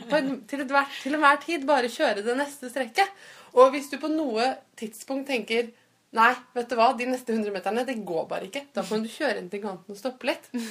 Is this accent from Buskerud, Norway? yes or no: no; Fredrikstad, Østfold, Norway; jeg kommer fra Fredrikstad, så vi bodde i Fredrikstad.